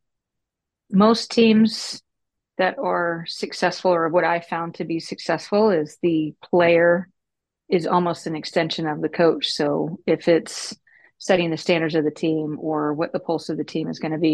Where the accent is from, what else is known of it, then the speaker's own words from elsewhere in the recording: Texas, United States; moved away as an adult; also born or lived in Houston / Dallas / Maryland; I grew up in Dallas and Houston and actually Texas. So Houston, and then I moved over to Dallas